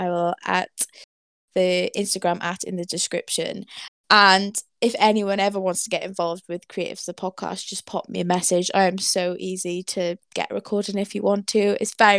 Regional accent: Wales, United Kingdom; accent: Welsh; that's my Welsh accent coming through.

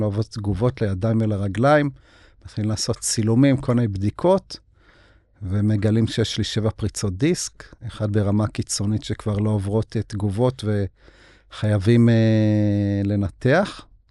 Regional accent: Beit Zera, Northern District, Israel; אני נולדתי בקיבוץ בית זרע

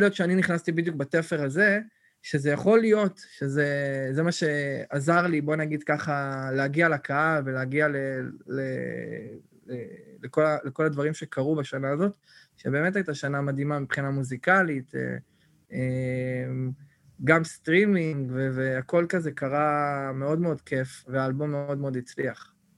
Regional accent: Netanya, Central District, Israel; moved away as an adult; כל החבר'ה מהילדות, כאילו, שאנחנו חבורה, כולם, אולי שניים נשארו בנתניה

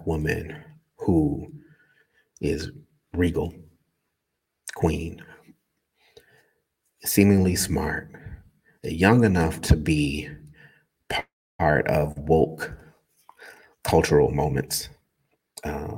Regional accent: Newark, New Jersey, United States; I grew up in Newark

